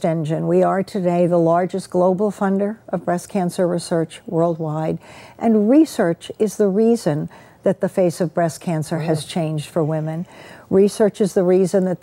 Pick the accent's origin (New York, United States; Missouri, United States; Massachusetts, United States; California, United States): Massachusetts, United States; Brockton; I grew up in Brockton.